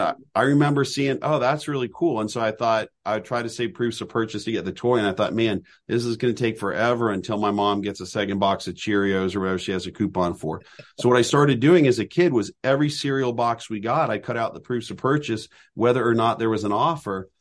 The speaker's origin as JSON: {"language": "English", "region": "Southern California", "country": "United States", "tie": "born or raised there", "moved": "yes", "lives_now": "Lancaster County, Pennsylvania, United States", "said": "where I grew up in Southern California"}